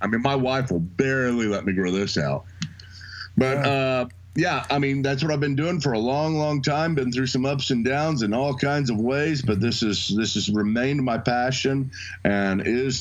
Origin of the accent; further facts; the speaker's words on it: Edmond, Oklahoma, United States; also born or lived in Dallas, Texas; I'm from Oklahoma City, Edmond, actually, just right outside of Oklahoma City, and I have lived there most of my life